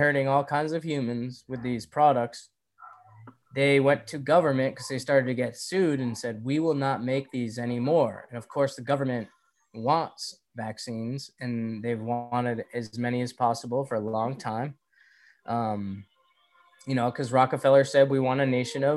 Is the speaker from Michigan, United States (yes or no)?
no; Winchendon, Massachusetts, United States; also born or lived in Worcester / Leominster; I'm from North Central Mass